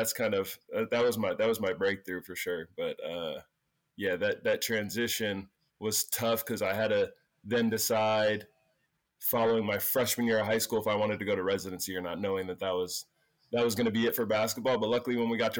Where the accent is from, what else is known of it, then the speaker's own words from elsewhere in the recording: Pennsylvania, United States; also born or lived in San Diego, California; I was born in San Diego. I moved to Pennsylvania when I was like 11 months